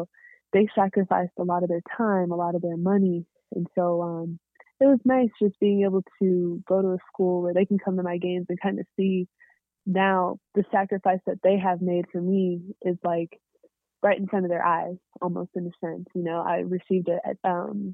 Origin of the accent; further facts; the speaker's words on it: Corona, California, United States; I'm from Corona